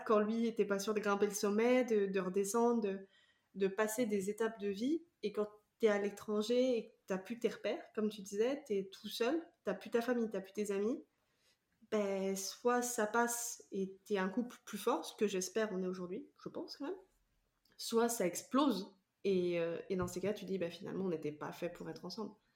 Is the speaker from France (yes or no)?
yes; Vendée, Pays de la Loire, France; je viens de Vendée